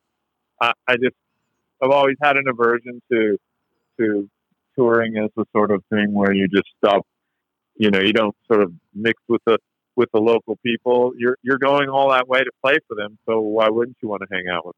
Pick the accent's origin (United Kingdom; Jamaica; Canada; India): Canada; now in United States; we're originally from Canada